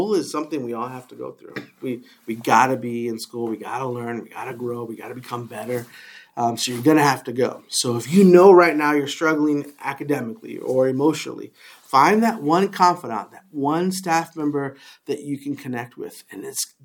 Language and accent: English; New York City, New York, United States; now in Washington, United States; I grew up in the Bronx